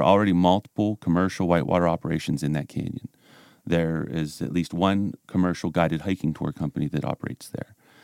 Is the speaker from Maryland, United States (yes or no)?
yes; Sang Run, Maryland, United States; I grew up in Sangerun